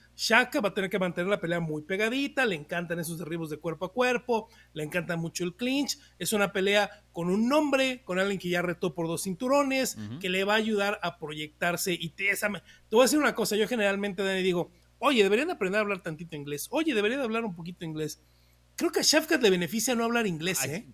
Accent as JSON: {"language": "Spanish", "country": "Mexico", "said": "soy mexicano"}